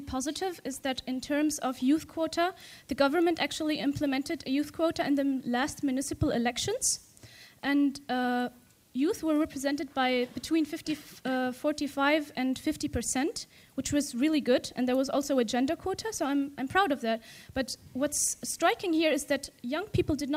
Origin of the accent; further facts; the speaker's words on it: Tunisia; I come from Tunisia